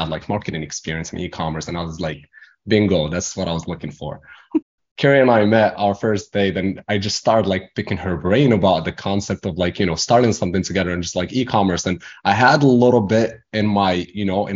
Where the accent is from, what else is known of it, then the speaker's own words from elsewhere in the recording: Morocco; English is a second language; moved away as an adult; now in United States; I was born and raised in Morocco, came to America to finish my school, my education.